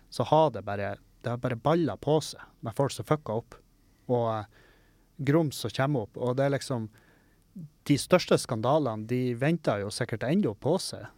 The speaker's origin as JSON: {"language": "Norwegian", "town": "Meløy", "region": "Nordland", "country": "Norway", "tie": "born or raised there", "moved": "yes", "said": "Hengkommunen min, Meløy"}